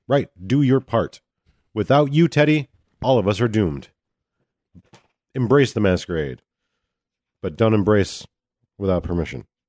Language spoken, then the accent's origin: English; United States; I'm an American sightseer